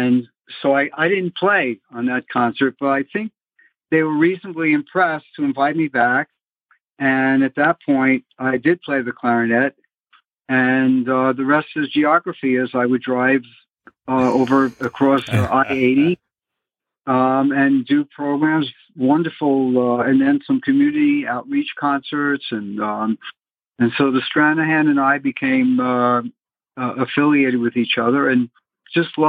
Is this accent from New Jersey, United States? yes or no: yes; Bayonne, New Jersey, United States; actually born in Jersey City, but I grew up in Bayonne, New Jersey